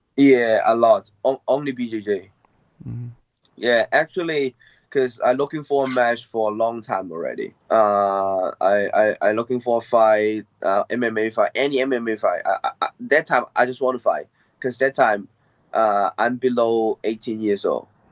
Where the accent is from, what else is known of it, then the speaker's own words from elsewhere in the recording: Hong Kong; I grew up in Hong Kong, and I uh, born in Hong Kong